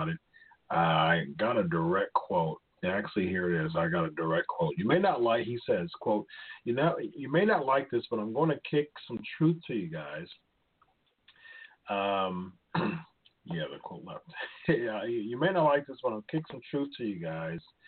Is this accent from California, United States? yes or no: no; Ohio, United States; It was in my home state as well